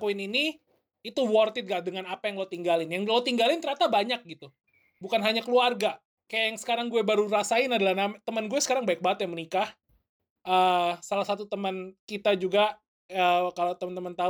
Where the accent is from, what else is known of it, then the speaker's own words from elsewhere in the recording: Indonesia; born there; gue juga percaya bahwa nggak ada yang kebetulan gue lahir di Indo. Um, jadi gue akan balik ke Indo tapi gak, belum tahu kapan.